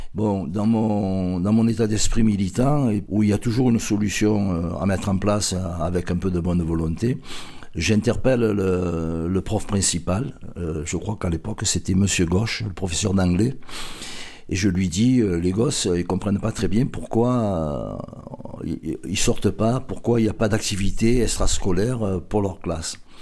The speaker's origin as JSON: {"language": "French", "town": "Marseille", "region": "Provence-Alpes-Côte d'Azur", "country": "France", "tie": "born or raised there", "said": "Je suis un Marseillais pur pure souche. Je suis né dans le quartier de la Capelette en 1951"}